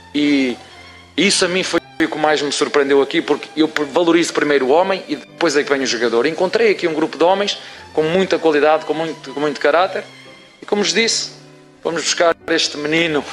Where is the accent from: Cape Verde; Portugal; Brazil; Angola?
Portugal; como portugueses que somos.